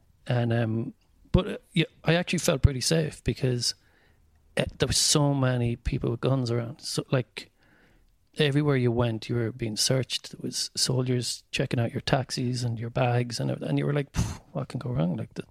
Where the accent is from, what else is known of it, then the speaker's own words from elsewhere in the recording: County Mayo, Ireland; I was like, I'm from Mayo.